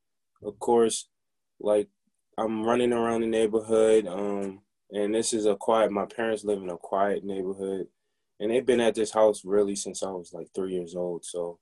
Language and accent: English; Baltimore, Maryland, United States; there's different things you got to watch out for growing up in Baltimore. But there are a lot of positive people here in Baltimore.